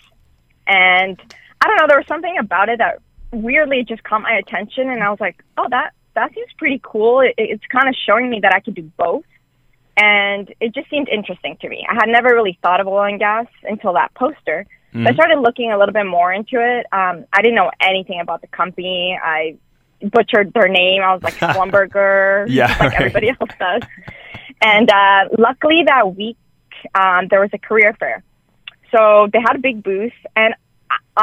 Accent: Montreal, Quebec, Canada; I grew up in Canada. In Montreal, specifically. It's in Quebec.

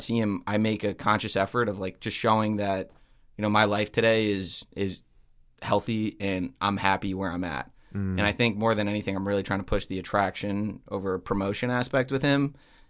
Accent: Connecticut, United States; I grew up in a small town in Connecticut.

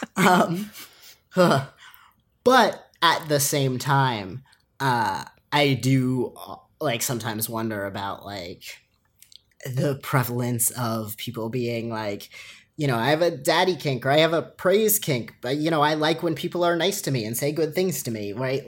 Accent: Long Island, New York, United States; growing up on Long Island

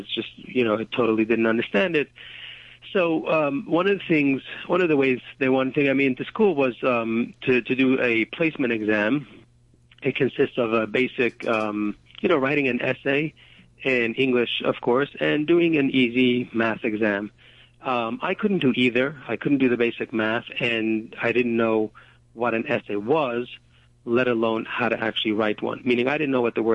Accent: New York City, New York, United States; I grew up in Borough Park. That's a section of Brooklyn, Hasidic community

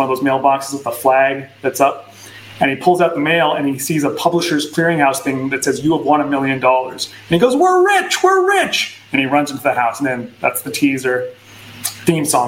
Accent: rural British Columbia, Canada; moved away as an adult; also born or lived in Toronto / Vancouver; now in United States; I grew up in rural British Columbia, and then I moved to Toronto for a couple of years, then I moved to Vancouver

